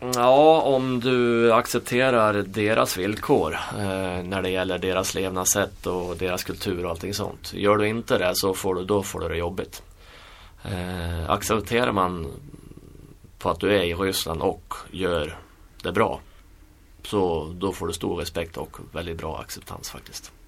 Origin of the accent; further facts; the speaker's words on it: Sweden; moved away; vi som svenskar